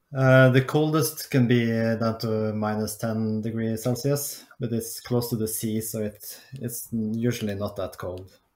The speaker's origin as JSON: {"language": "English", "region": "Oslo", "country": "Norway", "tie": "born or raised there", "moved": "as an adult", "lives_now": "Lapland, Norway", "said": "I grew up in Oslo."}